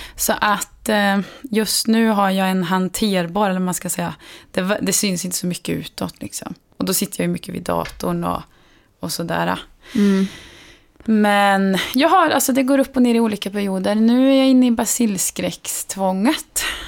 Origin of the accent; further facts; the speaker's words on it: Värmland, Sweden; now in Stockholm, Sweden; hemma i Värmland